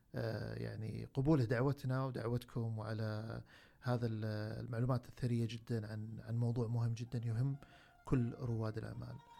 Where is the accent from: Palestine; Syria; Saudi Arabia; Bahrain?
Saudi Arabia; عندنا في السعوديه